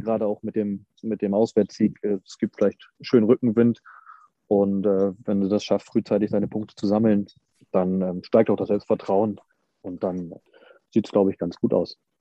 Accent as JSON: {"language": "German", "region": "eastern Germany", "country": "Germany", "said": "ich komme aus dem Osten"}